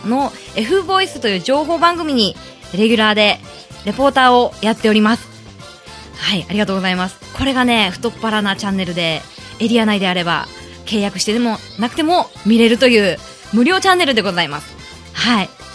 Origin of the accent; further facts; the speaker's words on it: Kasuga, Fukuoka, Japan; 福岡県春日市が出身ですずっと春日市にいました